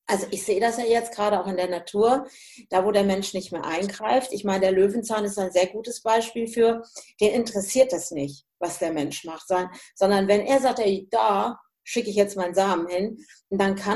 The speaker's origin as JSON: {"language": "German", "region": "Hesse", "country": "Germany", "moved": "yes", "lives_now": "Münsterland, Germany"}